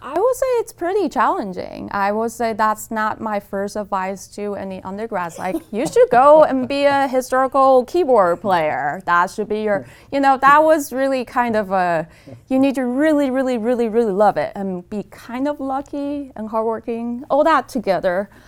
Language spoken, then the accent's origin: English; Taipei, Taiwan; moved away as an adult; also born or lived in California / Stony Brook; now in Eugene, United States; I was born in Taipei, Taiwan, and I came to the States, um, to pursue undergrad degree in engineering